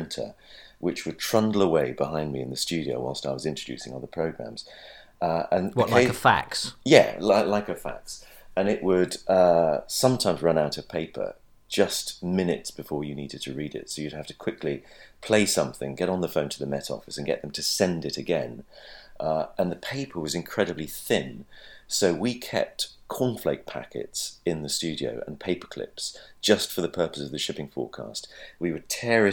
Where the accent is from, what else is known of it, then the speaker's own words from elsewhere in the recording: Lowestoft, East of England, United Kingdom; moved away; I was brought up in Lowestoft, which is a fishing town